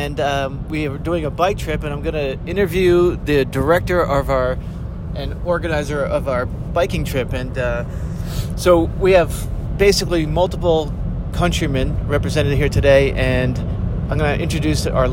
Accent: United States; I'm from America

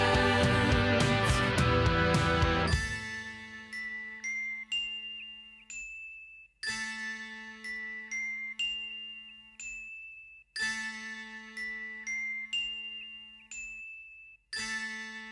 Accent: Texas, United States; I'm a hayseed from Texas

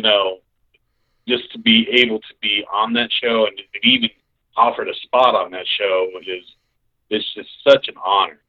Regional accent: Colorado Springs, Colorado, United States; I'm from Colorado Springs and yeah, I family there and everything.

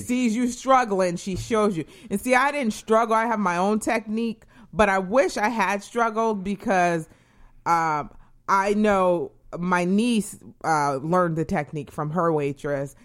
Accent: New England, United States; moved away; I am from New England.

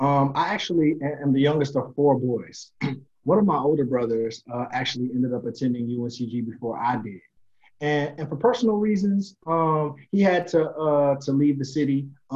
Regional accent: Greensboro, North Carolina, United States; born and raised Greensboro, North Carolina. Raised on the south side of Greensboro in a neighborhood called Woodley Lakes.

